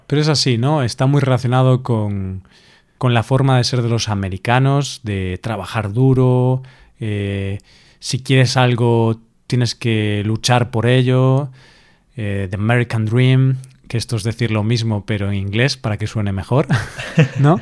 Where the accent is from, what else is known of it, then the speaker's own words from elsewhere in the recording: Galicia, Spain; yo soy gallego